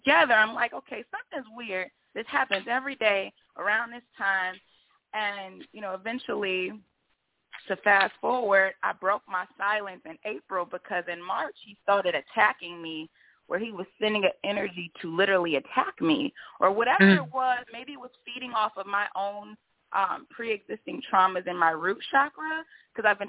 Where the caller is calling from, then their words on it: Chicago, Illinois, United States; I'm calling from Chicago